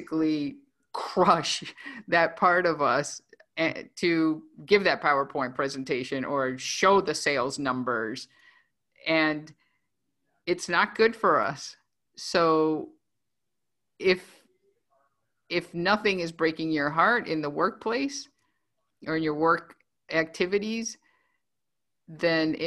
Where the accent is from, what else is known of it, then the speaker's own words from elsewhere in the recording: Venezuela; moved away; I was born in Venezuela, and I am. I'm an immigrant